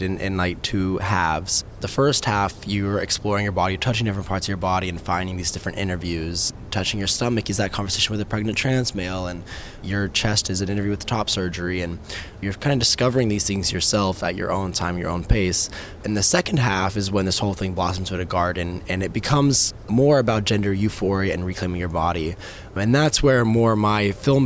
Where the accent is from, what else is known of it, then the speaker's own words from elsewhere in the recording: Texas, United States; I've come from Texas. I was raised in Texas